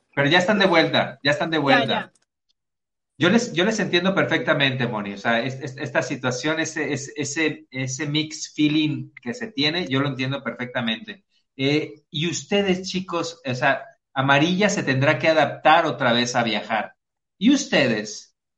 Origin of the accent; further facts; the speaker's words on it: Mexico; los mexicanos cantinfleamos